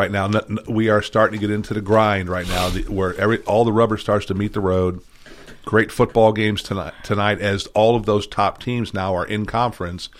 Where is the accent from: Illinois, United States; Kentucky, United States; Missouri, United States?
Missouri, United States; now in Tennessee, United States; Missouri, my home state, to Columbia, Missouri